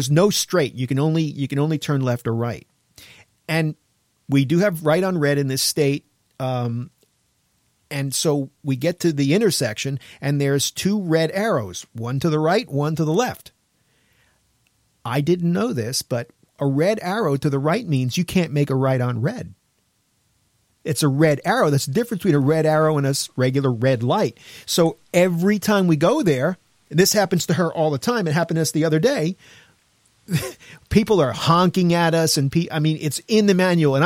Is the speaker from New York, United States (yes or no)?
yes; New York, United States; I'm from New York